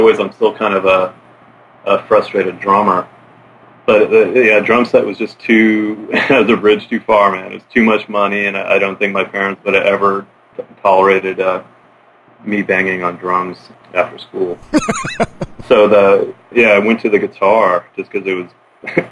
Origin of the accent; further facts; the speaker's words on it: Olympic Peninsula, Washington, United States; also born or lived in Ouzinkie, Alaska; I grew up mostly on the Olympic Peninsula, which is a big peninsula to the west of Seattle and Puget Sound.